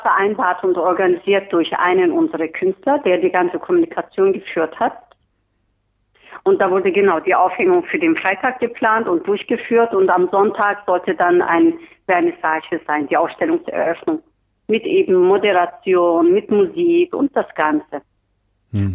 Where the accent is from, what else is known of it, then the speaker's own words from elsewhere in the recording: Turkey; now in Berlin, Germany; ich bin Türkin